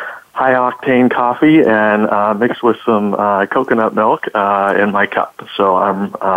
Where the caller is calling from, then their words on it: Northern California, United States; I'm calling from sunny Northern California.